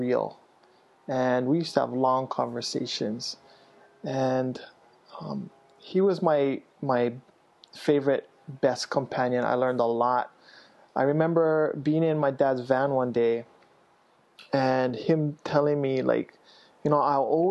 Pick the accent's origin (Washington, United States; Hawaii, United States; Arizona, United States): Hawaii, United States; Kailua; also born or lived in Waimanalo; I grew up in Kailua and Waimanalo